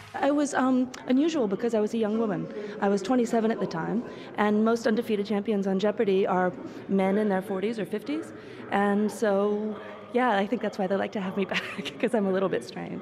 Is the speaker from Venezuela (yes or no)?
no; United States; moved away as an adult; now in Finland; I was born in America, but I live in Finland, and I've been there for the last 10 years